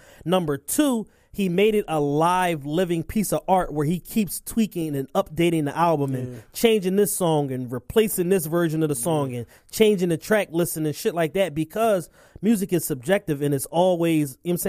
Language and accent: English; Philadelphia, Pennsylvania, United States; But I'm a Philadelphian, so everybody, you know what I'm saying?